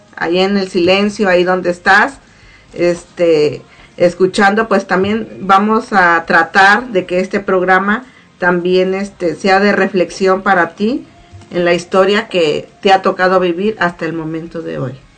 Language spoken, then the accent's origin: Spanish; Zacatepec, Morelos, Mexico; also born or lived in Arcelia, Guerrero; now in Baton Rouge, United States; nací en Arcelia Guerrero, pero crecí en el estado de Morelos, específicamente en Zacatepec, Morelos